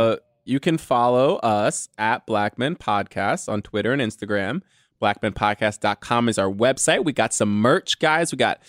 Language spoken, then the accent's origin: English; Texas, United States; Sorry for all the y'alls. I'm from Texas. LOL.